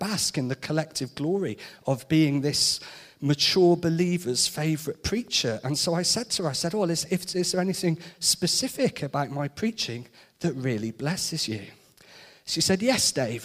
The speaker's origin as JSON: {"language": "English", "town": "Shrewsbury", "region": "West Midlands", "country": "United Kingdom", "tie": "born or raised there", "also_born_or_lived": "Birmingham / Nottingham", "said": "Growing up in Shrewsbury, going away to study, Birmingham and then Nottingham, then back to Shrewsbury"}